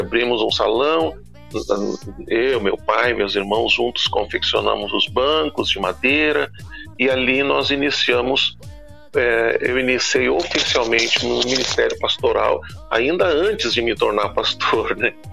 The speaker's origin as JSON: {"language": "Portuguese", "town": "Porto Alegre", "region": "Rio Grande do Sul", "country": "Brazil", "tie": "born or raised there", "said": "eu sou natural de Porto Alegre"}